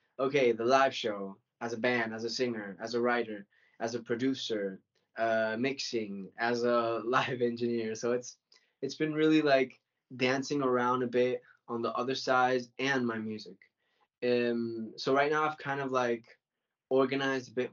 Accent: Venezuela; moved away as an adult; also born or lived in Mallorca / United States; now in Spain; That time I was living in Venezuela. I was born in Venezuela.

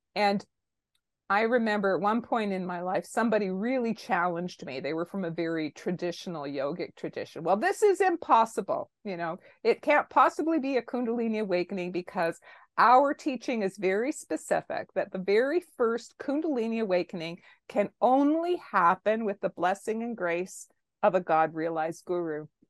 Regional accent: Toronto, Ontario, Canada; I am, uh, born and raised in Toronto, Canada

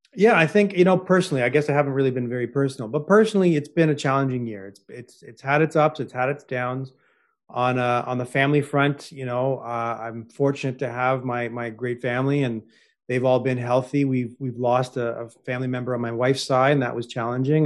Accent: Toronto, Ontario, Canada; I was born in Toronto

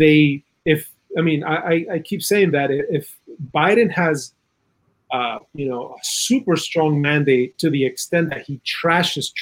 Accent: Chile; moved away; In Chile, I'm originally from South America

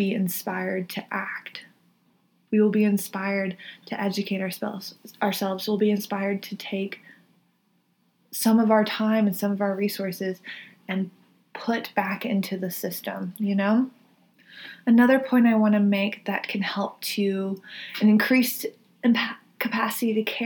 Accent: the South, United States; I come from the South

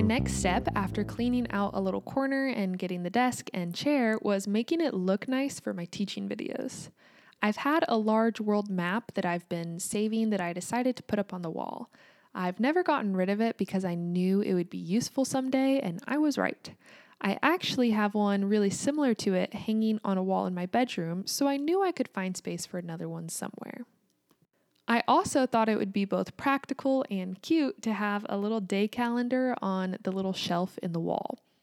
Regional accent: United States; also born or lived in Kansas

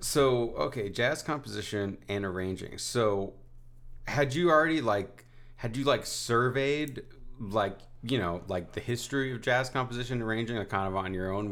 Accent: New Haven, Connecticut, United States; I grew up in New Haven

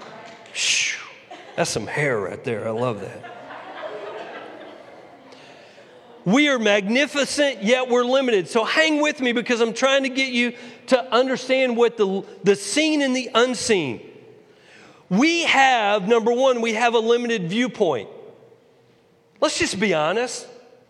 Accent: Texas, United States; moved away as an adult; also born or lived in New York; I was from Texas.

